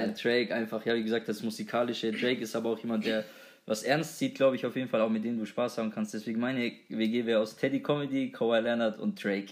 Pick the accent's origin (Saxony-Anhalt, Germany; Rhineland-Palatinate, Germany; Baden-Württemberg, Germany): Baden-Württemberg, Germany; near Böblingen; wir kommen unmittelbar aus der Nähe von Böblingen